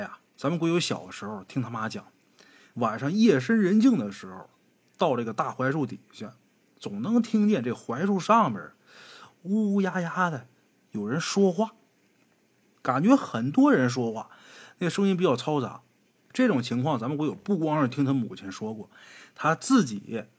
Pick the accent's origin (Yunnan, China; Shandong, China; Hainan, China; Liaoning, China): Liaoning, China; Haicheng; accent: Liaoning, no distinction between flat and retroflex sibilants; 我们辽宁人呢，说话有个毛病，就是平时有时候不分哈